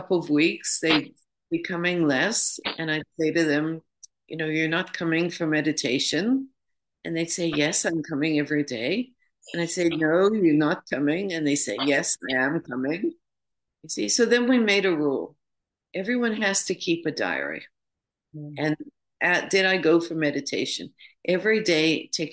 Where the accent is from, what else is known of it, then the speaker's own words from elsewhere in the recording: New York, United States; moved away as an adult; now in London, United Kingdom; I'm from New York originally. I live in London now, but I used to live in New York